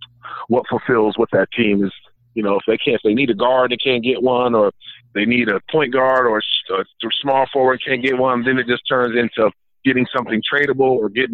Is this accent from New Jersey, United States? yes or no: no; Ohio, United States; You know, I'm from Ohio, so it was always cold.